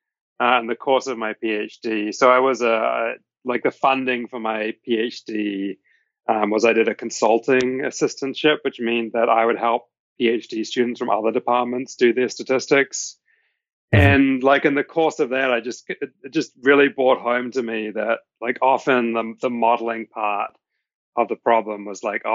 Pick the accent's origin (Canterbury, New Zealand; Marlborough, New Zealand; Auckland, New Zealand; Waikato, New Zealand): Waikato, New Zealand; Hamilton; moved away as an adult; now in United States; I grew up in Hamilton, so it's actually fairly close to where my parents live.